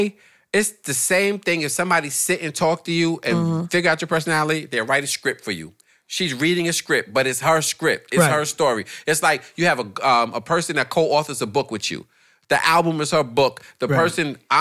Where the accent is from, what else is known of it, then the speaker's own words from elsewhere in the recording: New York City, New York, United States; I'm from Brooklyn